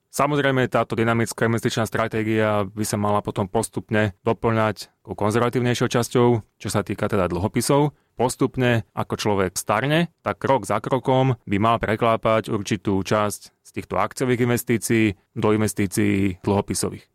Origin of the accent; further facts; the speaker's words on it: Slovakia; my Slováci